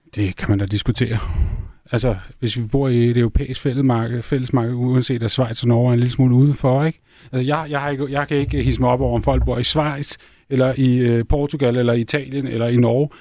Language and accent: Danish; Denmark; also born or lived in Norway; Jeg er jo europæer, før jeg er dansker